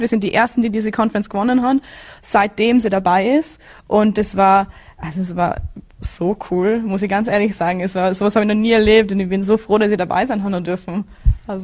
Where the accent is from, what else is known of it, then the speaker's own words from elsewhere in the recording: Bregenz, Vorarlberg, Austria; moved away as an adult; now in Florida, United States; Ich bin, ich komme aus Bregenz